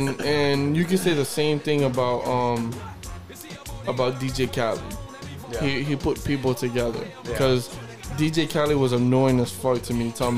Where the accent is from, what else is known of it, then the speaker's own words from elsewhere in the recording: New York City, New York, United States; And I'm from New York. I'm from New York. Shout out to Washington Heights.